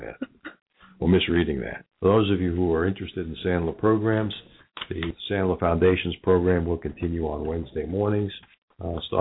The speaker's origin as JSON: {"language": "English", "town": "New York City", "region": "New York", "country": "United States", "tie": "born or raised there", "moved": "yes", "lives_now": "Cincinnati, United States", "said": "You can't tell from my accent. I grew up in New York on 33rd and 3rd"}